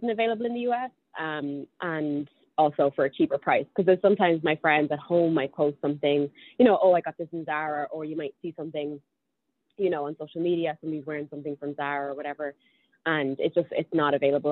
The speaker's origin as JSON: {"language": "English", "town": "Dublin", "region": "Leinster", "country": "Ireland", "tie": "born or raised there", "moved": "as an adult", "lives_now": "New York City, United States", "said": "I was born and raised in Dublin, lived there for 24 years until I moved over here to New York City"}